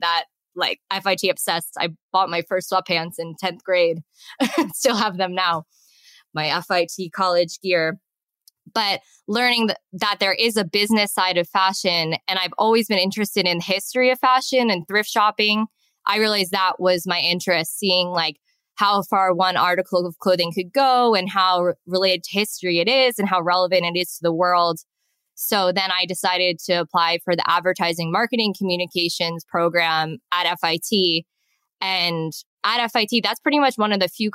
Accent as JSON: {"language": "English", "town": "West Islip", "region": "New York", "country": "United States", "tie": "born or raised there", "moved": "as an adult", "lives_now": "Chiang Mai, Thailand", "said": "I grew up in West Islip, New York, on Long Island"}